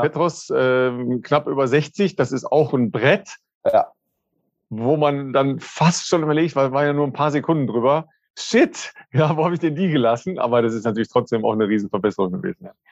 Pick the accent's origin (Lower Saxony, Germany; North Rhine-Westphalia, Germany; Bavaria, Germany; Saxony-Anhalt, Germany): North Rhine-Westphalia, Germany; northern Ruhr area; now in Cologne, Germany; in meiner Heimat, äh, im nördlichen Ruhrgebiet